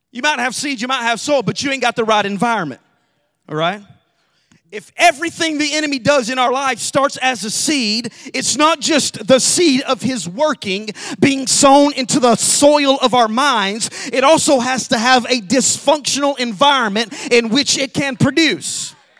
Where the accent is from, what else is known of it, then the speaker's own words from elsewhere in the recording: Alabama, United States; moved away; we love we love to grow food, our own food in Alabama. We lived in a really small town